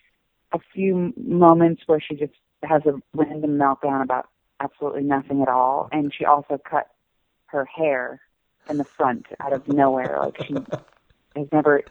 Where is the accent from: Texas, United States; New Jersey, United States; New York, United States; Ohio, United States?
New Jersey, United States; also born or lived in Los Angeles, California; now in Nashville, United States; I'm born and raised in New Jersey, and I live in Nashville, Tennessee right now.